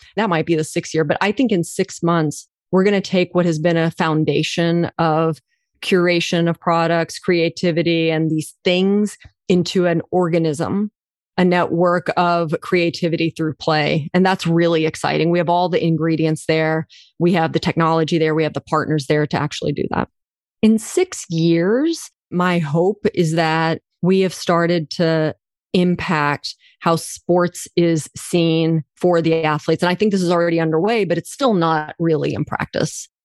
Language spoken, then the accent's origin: English; Oklahoma, United States; I was born in Oklahoma, rural Oklahoma, dirt road Oklahoma, two parents from India